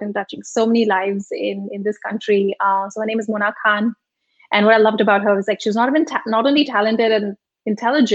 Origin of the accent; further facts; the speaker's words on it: Mumbai, Maharashtra, India; first language Malvi; English is a second language; moved away as an adult; also born or lived in Rajasthan; I was born and brought up in Mumbai